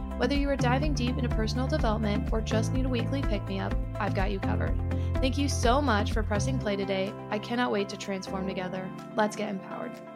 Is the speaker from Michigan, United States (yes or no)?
yes; Detroit, Michigan, United States; I am from the Detroit area